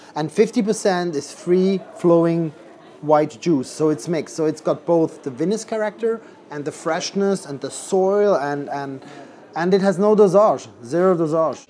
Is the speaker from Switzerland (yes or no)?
yes; Switzerland; now in London, United Kingdom; I come originally from Switzerland, where I grew up in a restaurant close to the French border